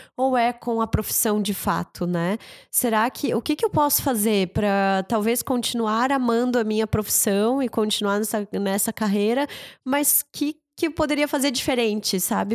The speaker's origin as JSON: {"language": "Portuguese", "area": "the Serra", "region": "Santa Catarina", "country": "Brazil", "moved": "yes", "lives_now": "Blumenau, Brazil", "said": "eu tenho um carinho muito grande pela serra, a região de onde eu vim"}